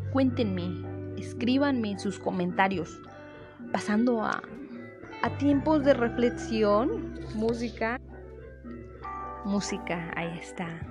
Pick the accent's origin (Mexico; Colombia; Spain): Mexico; nosotros como mexicanos